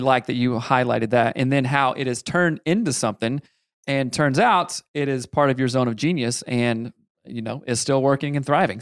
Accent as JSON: {"language": "English", "region": "South Carolina", "country": "United States", "tie": "born or raised there", "said": "I grew up in South Carolina"}